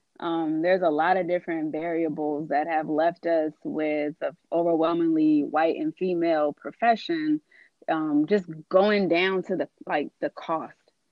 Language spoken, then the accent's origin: English; California, United States; I left home because I knew I'm from California.